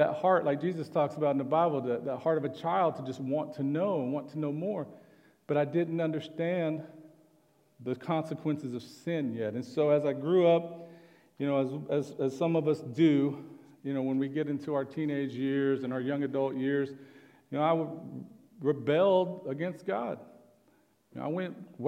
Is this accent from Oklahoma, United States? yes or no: yes; Oklahoma, United States; I'm from Oklahoma